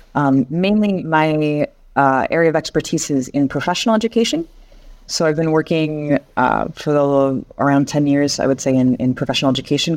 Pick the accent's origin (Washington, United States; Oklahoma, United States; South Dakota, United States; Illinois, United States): Washington, United States; Seattle; moved away as an adult; now in France; So I'm originally from the United States, uh, from Seattle, so the Northwest. And I moved to France when I was around twenty-three years old